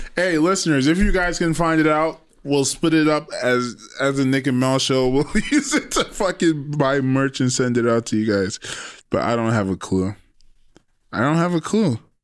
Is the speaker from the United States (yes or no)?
no; Trinidad & Tobago; I'm old school from Trinidad